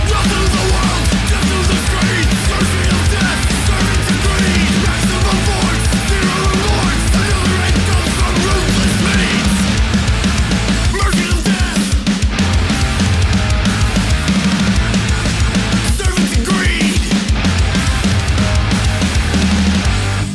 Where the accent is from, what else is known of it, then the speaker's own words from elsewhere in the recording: Pennsylvania, United States; I'm from Pennsylvania